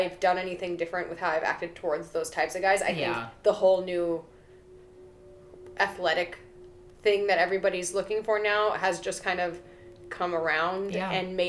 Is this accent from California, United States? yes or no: yes; San Diego, California, United States; growing up in San Diego, I definitely got a complex